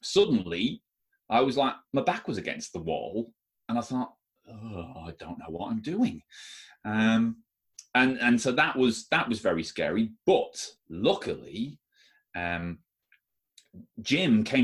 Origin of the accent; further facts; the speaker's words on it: Ireland; I am Irish